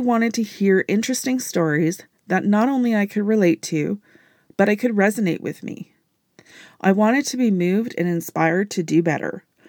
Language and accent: English; Canada; I am a Canadian business entrepreneur